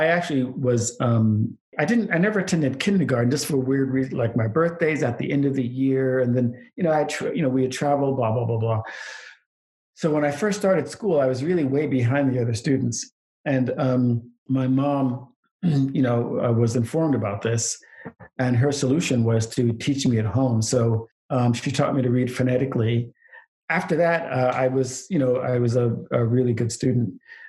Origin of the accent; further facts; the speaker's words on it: Anchorage, Alaska, United States; also born or lived in Queens, New York; So my dad was in the Air Force. So I grew up in Anchorage, Alaska and Queens, New York, which geographically are about as far apart as possible.